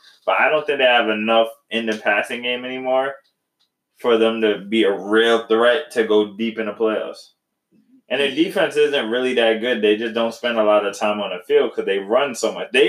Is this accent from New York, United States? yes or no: yes; New York City, New York, United States; I'm from the Bronx.